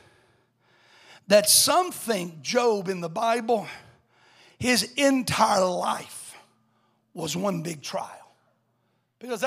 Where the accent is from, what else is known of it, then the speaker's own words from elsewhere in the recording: Alabama, United States; I come from Alabama